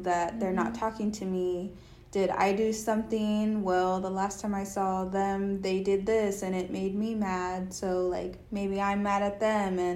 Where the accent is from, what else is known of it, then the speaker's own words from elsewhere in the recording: Dallas, Texas, United States; moved away as an adult; now in Austin, United States; I'm from Dallas, moved to Austin to go to college.